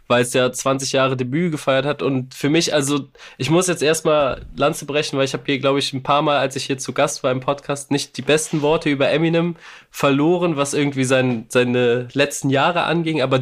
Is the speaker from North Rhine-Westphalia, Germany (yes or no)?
yes; Cologne, North Rhine-Westphalia, Germany; Auch wenn ich kein Hamburger bin, aber man kann es auch als Kölner